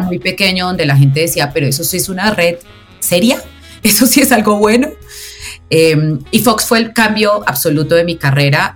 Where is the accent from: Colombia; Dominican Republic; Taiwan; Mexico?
Colombia; Pereira, Risaralda; Soy de una ciudad que se llama Pereira, eh, que es el eje cafetero donde se produce el mejor café del mundo